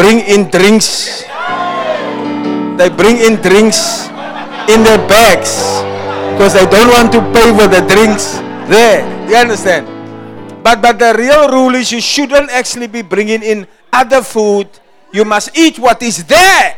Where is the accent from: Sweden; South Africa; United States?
South Africa; I was far from South Africa